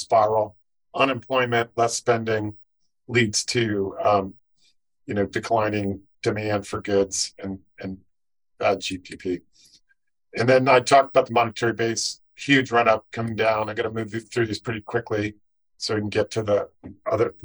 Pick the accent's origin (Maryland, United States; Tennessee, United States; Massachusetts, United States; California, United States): California, United States; Silicon Valley; growing up in Silicon Valley